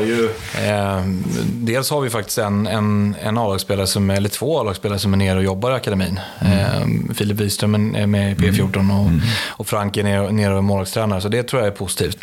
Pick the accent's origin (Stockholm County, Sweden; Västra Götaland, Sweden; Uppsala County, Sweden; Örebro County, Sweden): Stockholm County, Sweden; Stockholm; Jag är uppväxt i Stockholm